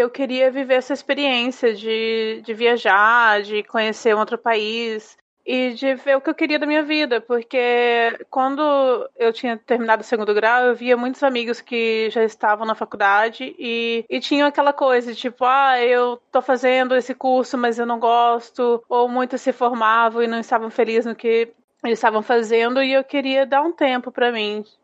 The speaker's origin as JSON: {"language": "Portuguese", "region": "Paraná", "country": "Brazil", "moved": "yes", "lives_now": "Chicago, United States", "said": "Quando eu saí do Paraná, tinha os amigos do interior e assim, nossa, eu cheguei aqui, nossa, tem um amigo de Minas Gerais."}